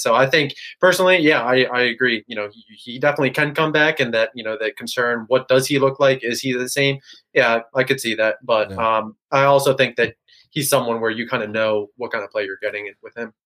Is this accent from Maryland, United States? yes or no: yes; Maryland, United States; I grew up near Maryland, uh, 20 minutes away, 30 minutes away from campus